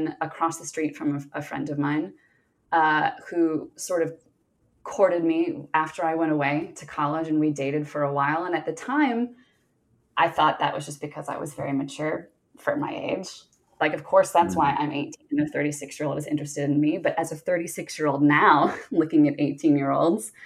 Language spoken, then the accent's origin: English; the South, United States; moved away as an adult; also born or lived in Northeast US; now in Northeast, United States; I grew up in the South. I live in the Northeast now, but I grew up in the South.